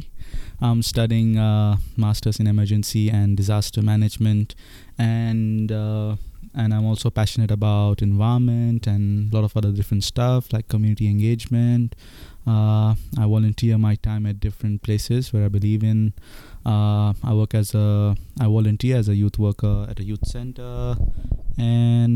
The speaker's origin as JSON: {"language": "English", "country": "India", "tie": "born or raised there", "moved": "as an adult", "said": "growing up in India"}